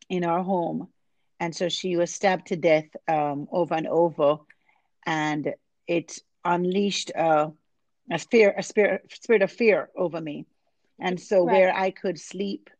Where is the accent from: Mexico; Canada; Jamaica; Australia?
Jamaica; moved away as an adult; now in Arlington, United States; I was born and raised in Jamaica